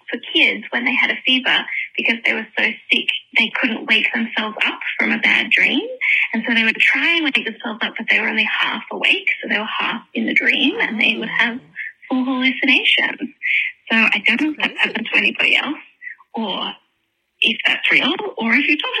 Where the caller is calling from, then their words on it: Sydney, New South Wales, Australia; I am calling from Sydney.